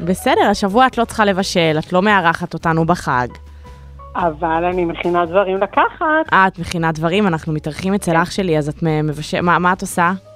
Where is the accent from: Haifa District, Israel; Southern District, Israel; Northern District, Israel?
Northern District, Israel; Safed; גם אני נולדתי שם, אני והאחים שלי